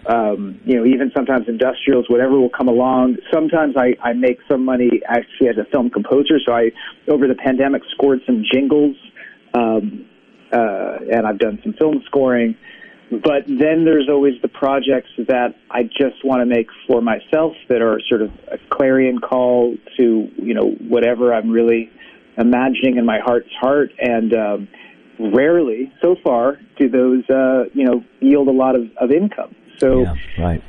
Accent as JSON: {"language": "English", "region": "West Coast", "country": "United States", "moved": "yes", "lives_now": "Brooklyn, United States", "said": "I'm originally from the West Coast, but I've been out here for uh, for quite a while, uh, last 20 years or so."}